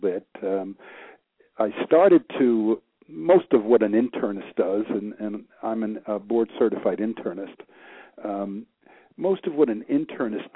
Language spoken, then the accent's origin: English; Peekskill, New York, United States; moved away as an adult; now in Hilton Head Island, United States; I was born and raised in New York, practiced in New York for about 15 years